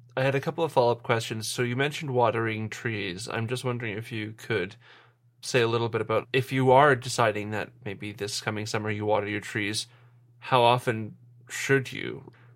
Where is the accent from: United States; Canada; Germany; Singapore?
Canada; Winnipeg, Manitoba; now in Saskatoon, Canada; I'm from Winnipeg. I go there fairly often